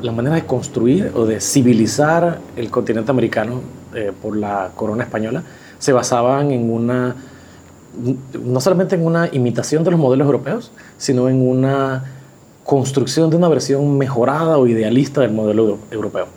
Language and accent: Spanish; Panama; soy arquitecto panameño